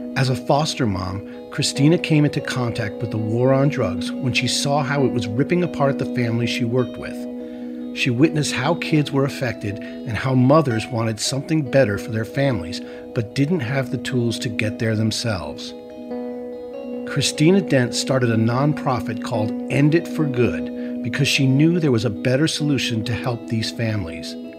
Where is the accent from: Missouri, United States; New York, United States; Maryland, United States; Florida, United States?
New York, United States; upstate; now in New York City, United States; I'm originally from upstate New York